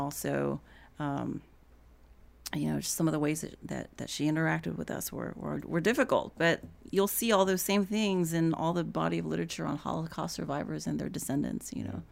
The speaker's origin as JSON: {"language": "English", "town": "Houston", "region": "Texas", "country": "United States", "tie": "born or raised there", "moved": "as an adult", "lives_now": "Atlanta, United States", "said": "I had lived in, and grown up in Houston"}